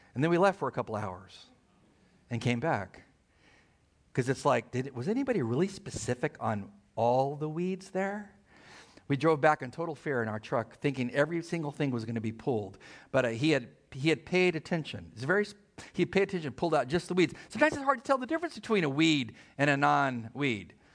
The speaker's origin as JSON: {"language": "English", "town": "El Centro", "region": "California", "country": "United States", "tie": "born or raised there", "said": "I was born in El Centro, middle of nowhere."}